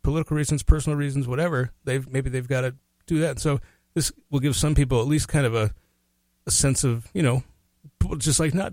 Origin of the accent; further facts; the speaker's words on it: Minneapolis, Minnesota, United States; I come from Northeast